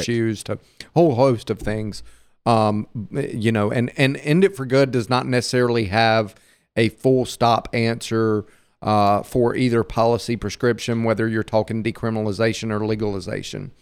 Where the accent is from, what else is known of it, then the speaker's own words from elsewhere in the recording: Hattiesburg, Mississippi, United States; I'm I'm a native Mississippian too. Uh, like her, I was born and raised in Hattiesburg